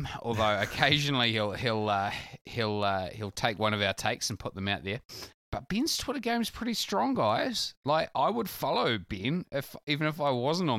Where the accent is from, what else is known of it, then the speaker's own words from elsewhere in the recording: New Plymouth, Taranaki, New Zealand; born there; It's no secret that I was born in New Plymouth.